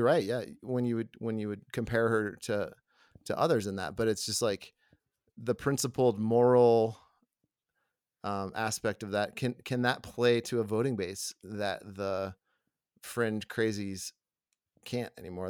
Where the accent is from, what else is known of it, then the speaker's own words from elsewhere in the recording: the South, United States; also born or lived in Atlanta; now in Colorado, United States; I grew up in the South